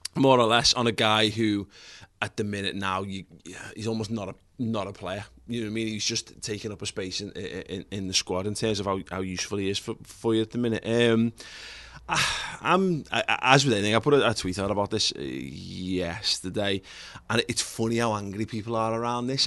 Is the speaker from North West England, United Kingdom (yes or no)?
yes; Liverpool, North West England, United Kingdom; We grew up in Liverpool